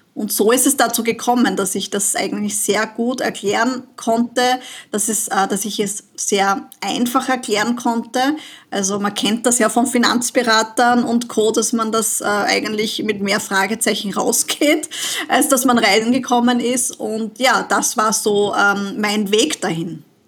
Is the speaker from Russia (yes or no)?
no; Austria; bei uns in Österreich